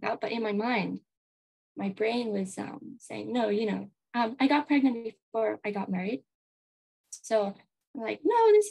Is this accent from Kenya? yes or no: yes; Kenya; also born or lived in America (ancestry); now in Japan; I was born in Kenya at home in my mother's bedroom